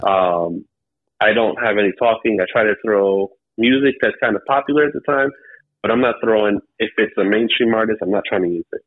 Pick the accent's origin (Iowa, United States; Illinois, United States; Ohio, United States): Ohio, United States; Cleveland; I'm from Cleveland, Ohio